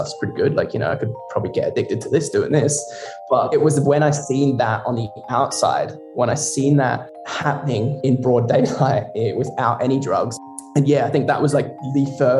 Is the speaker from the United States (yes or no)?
no; Barossa Valley, South Australia, Australia; moved away as an adult; now in Scotland; I grew up in the Barossa Valley in South Australia, little old Adelaide. And yeah, I grew up there to the age of 20.